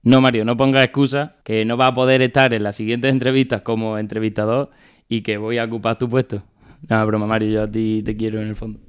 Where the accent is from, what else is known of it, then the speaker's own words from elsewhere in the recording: Badajoz, Extremadura, Spain; Badajoz porque para mí es algo que me gusta y es, de donde soy